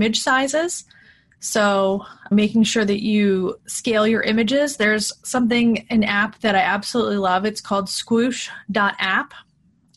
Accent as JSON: {"language": "English", "region": "Pennsylvania", "country": "United States", "tie": "born or raised there", "said": "I was born in Pennsylvania"}